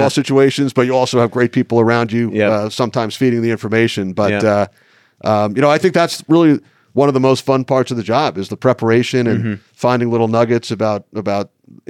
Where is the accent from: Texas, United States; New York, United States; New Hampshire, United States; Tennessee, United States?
New York, United States; growing up in New York.